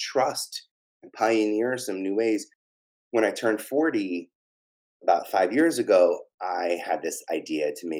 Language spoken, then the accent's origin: English; New York City, New York, United States; I'm from Staten Island